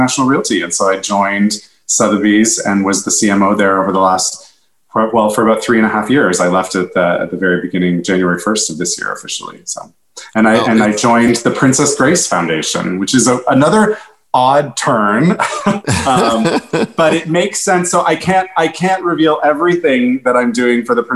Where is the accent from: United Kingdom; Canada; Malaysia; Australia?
Canada; moved away as an adult; now in New York City, United States; I'm Canadian originally. I came to New York City